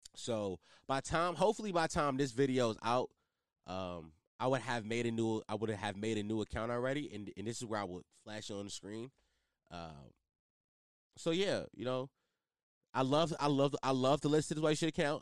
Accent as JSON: {"language": "English", "town": "Philadelphia", "region": "Pennsylvania", "country": "United States", "said": "my city, I'm from Philly"}